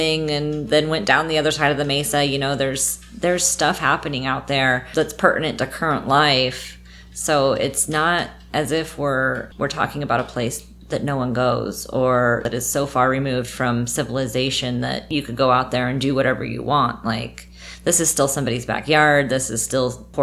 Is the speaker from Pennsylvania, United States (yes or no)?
no; Paradise, California, United States; moved away as an adult; also born or lived in Nevada / Germany / Korea; My hometown of paradise has recently become relevant to my life again, so made the change and moved back up there about 2 years ago